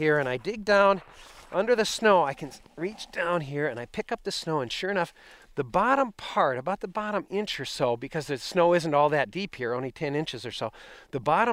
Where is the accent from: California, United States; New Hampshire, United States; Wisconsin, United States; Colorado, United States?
Wisconsin, United States; southern; moved away as an adult; also born or lived in Wainwright, Alaska / Barrow, Alaska; my home in Wisconsin where I'd grown up